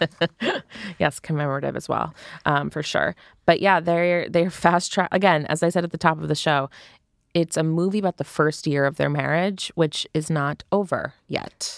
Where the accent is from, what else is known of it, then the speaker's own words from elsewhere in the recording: United States; an American